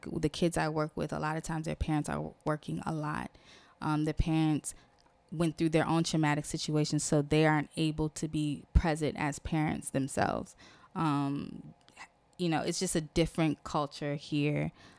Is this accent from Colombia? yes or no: no; Haiti; I'm from Haiti, Cameroon as well.